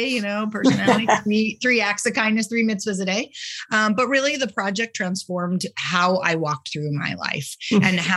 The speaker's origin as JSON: {"language": "English", "region": "New England", "country": "United States", "tie": "born or raised there", "also_born_or_lived": "Ludlow, Vermont / Sudbury, Massachusetts / Los Angeles", "moved": "as an adult", "lives_now": "Portland, United States", "said": "I'm from New England. I grew up both in Ludlow, Vermont, small skiing town, with Okemo, and outside of the Boston area in Sudbury, Mass."}